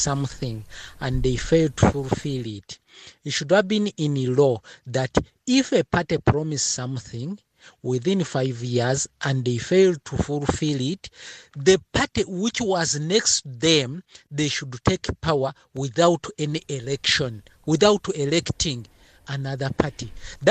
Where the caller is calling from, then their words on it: Mombera, Northern Region, Malawi; from Mombera.